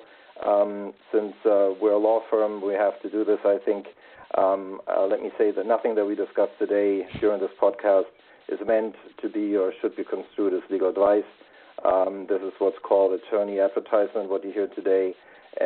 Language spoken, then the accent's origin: English; Germany; moved away as an adult; also born or lived in Washington, D.C. / London / Munich / New York; now in United States; Originally, I am from Germany, studied law there before I moved to the U.S.